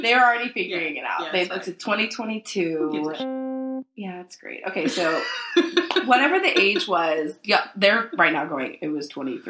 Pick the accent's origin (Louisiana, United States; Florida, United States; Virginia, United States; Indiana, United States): Virginia, United States; Northern; moved away as an adult; also born or lived in New York City, United States / Washington, D.C., United States; now in Nashville, United States; I grew up in Northern Virginia, and even though it's a part of Virginia, it definitely is like a blue part of the state.